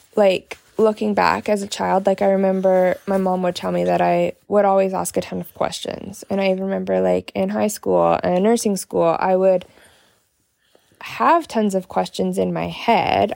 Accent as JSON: {"language": "English", "country": "Canada", "said": "from Canada"}